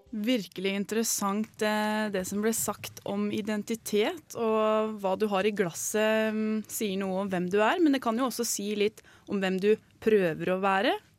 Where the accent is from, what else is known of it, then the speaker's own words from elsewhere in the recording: Larvik, Vestfold, Norway; i hjembyen min, da, Larvik